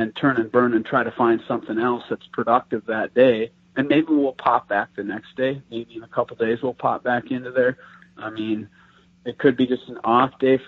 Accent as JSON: {"language": "English", "region": "Wisconsin", "country": "United States", "tie": "born or raised there", "moved": "yes", "lives_now": "Iowa, United States", "said": "I grew up in Wisconsin, and Iowa is where I'm at now"}